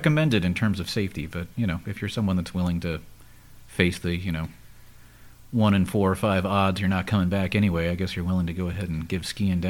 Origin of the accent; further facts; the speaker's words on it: United States; As an American